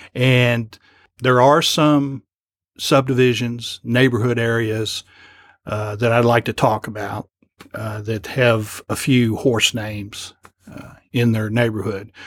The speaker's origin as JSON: {"language": "English", "town": "Lexington", "region": "Kentucky", "country": "United States", "said": "I'm from Lexington"}